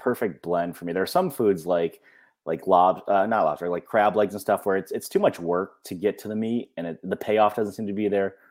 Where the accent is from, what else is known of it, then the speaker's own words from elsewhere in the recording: Western New York, United States; I grew up in Western New York